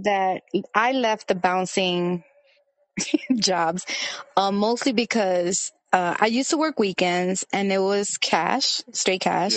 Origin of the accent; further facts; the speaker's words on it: New York City, New York, United States; I was born in Brooklyn, but my parents are Dominican